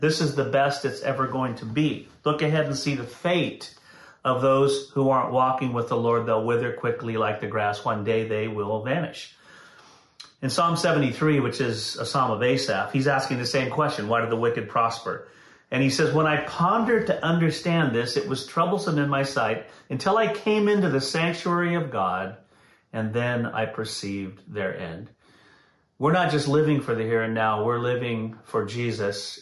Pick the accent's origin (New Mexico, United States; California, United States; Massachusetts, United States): California, United States; Santa Clara; I grew up in Santa Clara